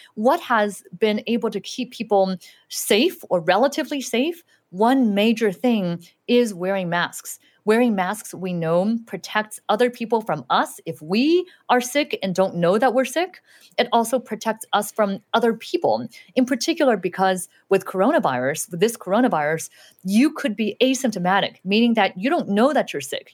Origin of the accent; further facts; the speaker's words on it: Southern California, United States; English is a second language; also born or lived in Shanghai, China / Utah; I lived there for a few years, and then we, we moved to Los Angeles, and I mainly grew up in Southern California